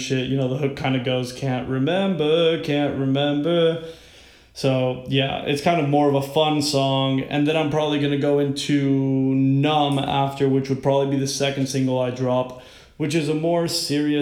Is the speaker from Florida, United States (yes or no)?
yes; Miami, Florida, United States; moved away as an adult; now in Washington, D.C., United States; I was born and raised in Miami, Florida